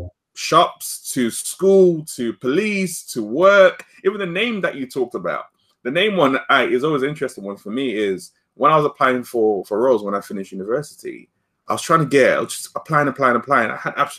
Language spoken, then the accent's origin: English; London, United Kingdom; growing up in North London, near where my school was